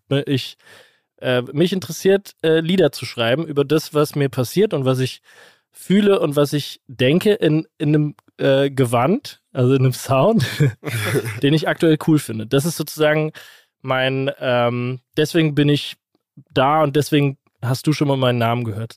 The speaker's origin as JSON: {"language": "German", "town": "Kaiserslautern", "region": "Rhineland-Palatinate", "country": "Germany", "tie": "born or raised there", "said": "in Kaiserslautern, meiner Heimatstadt"}